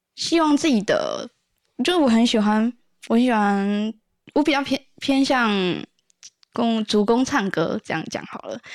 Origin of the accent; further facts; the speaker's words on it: Kaohsiung, Taiwan; 我是高雄人